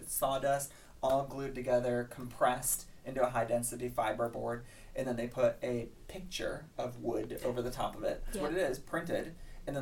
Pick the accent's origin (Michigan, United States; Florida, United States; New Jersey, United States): Michigan, United States; moved away as an adult; now in Ohio, United States; I'm from Michigan